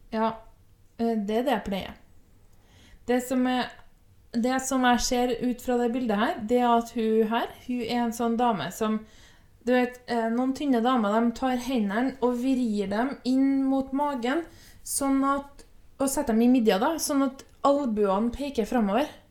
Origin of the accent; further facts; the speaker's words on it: Trøndelag, Norway; accent: trøndersk; jeg er trønder